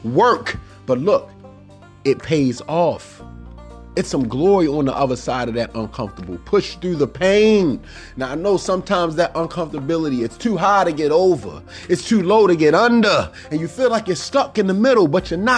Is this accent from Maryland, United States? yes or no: yes; Baltimore, Maryland, United States; growing up in Cherry Hill was not the most comforting place